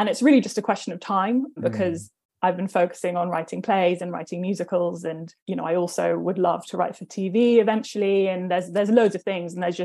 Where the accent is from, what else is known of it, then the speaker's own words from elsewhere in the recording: London, United Kingdom; I grew up in Northwest London, so technically Cricklewood